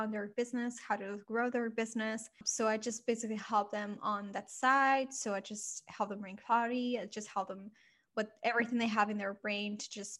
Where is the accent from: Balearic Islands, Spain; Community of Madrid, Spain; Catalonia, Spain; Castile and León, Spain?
Catalonia, Spain; Barcelona; moved away as an adult; now in London, United Kingdom; I'm originally from Barcelona. So I came here, I moved to London to start my business